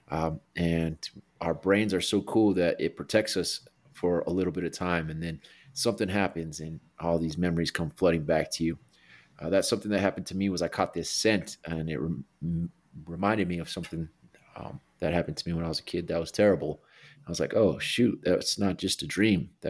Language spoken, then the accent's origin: English; Albuquerque, New Mexico, United States; I'm from Albuquerque, New Mexico, born and raised, the Duke City.